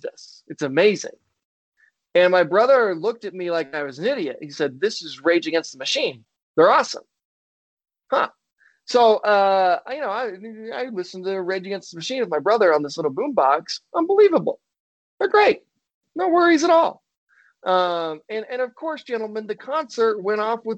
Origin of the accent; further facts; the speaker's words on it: Spanish Fork, Utah, United States; my hometown, Spanish Fork, Utah